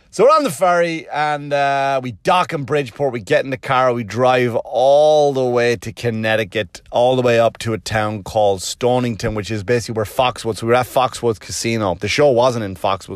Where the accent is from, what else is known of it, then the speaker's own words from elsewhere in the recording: Wexford, Leinster, Ireland; moved away; And I go, "Wexford."